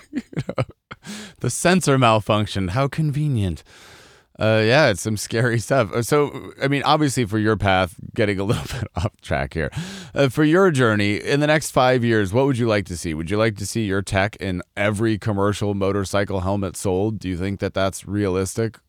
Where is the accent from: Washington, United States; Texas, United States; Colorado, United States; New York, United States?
Colorado, United States; I grew up in Colorado